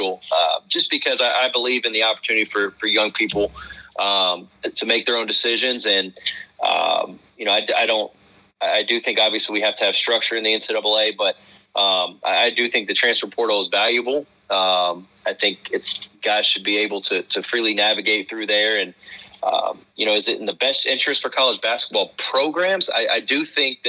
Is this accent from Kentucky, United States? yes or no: yes; Lexington, Kentucky, United States; I was born in Lexington, Kentucky